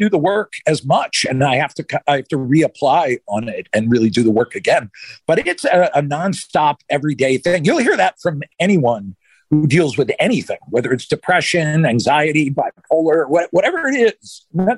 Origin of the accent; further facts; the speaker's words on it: outside Philadelphia, Pennsylvania, United States; now in Los Angeles, United States; I grew up outside Philly.